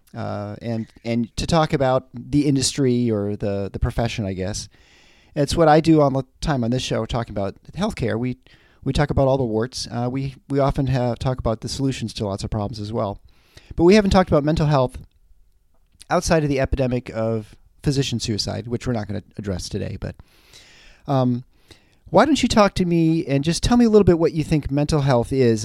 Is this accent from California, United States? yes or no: no; Michigan, United States; I'm from the Midwest